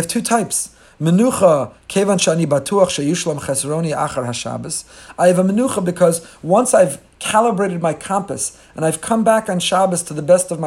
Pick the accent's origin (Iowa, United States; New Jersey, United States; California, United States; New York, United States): New Jersey, United States; Teaneck; I was growing up in Teaneck, New Jersey